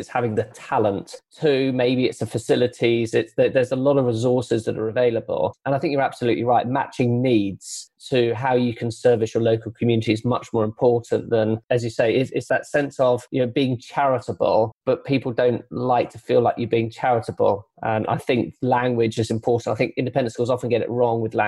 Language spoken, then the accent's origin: English; Croydon, London, United Kingdom; moved away; also born or lived in High Wycombe; I was born in Croydon in May Day